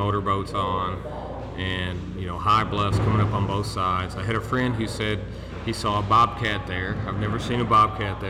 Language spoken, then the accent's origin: English; Murray, Kentucky, United States; moved away as an adult; also born or lived in Knoxville, Tennessee; now in Maryville, United States; I grew up in Murray, Kentucky, which is at the lower end of the Tennessee River